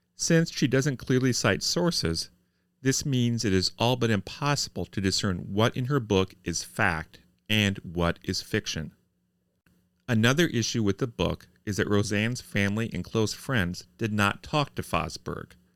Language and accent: English; Columbus, Indiana, United States; my hometown newspaper. the Columbus Republic